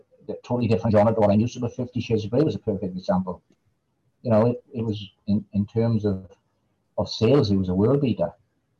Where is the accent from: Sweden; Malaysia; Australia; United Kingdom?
United Kingdom; Wales; accent: Valleys; my accent probably sounds really deep Welsh to you because I've got what's called a Valleys accent